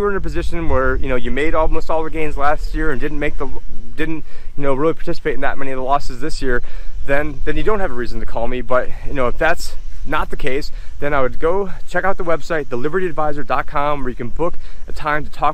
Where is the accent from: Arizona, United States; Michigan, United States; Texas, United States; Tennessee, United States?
Arizona, United States; Phoenix; I'm from Phoenix